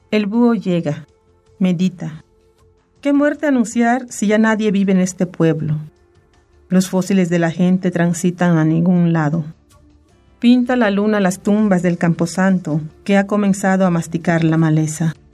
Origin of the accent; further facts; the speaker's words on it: Mexico; first language Maya; Spanish is a second language; castellana, la lengua castellana la empecé a, a, oír, a aprender en la primaria, en la primaria y entonces pues mi lengua nativa es el maya